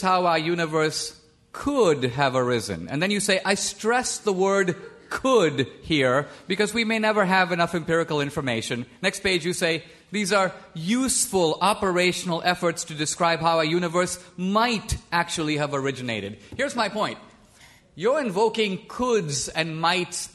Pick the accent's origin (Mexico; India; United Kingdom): India; moved away; I was born and raised in India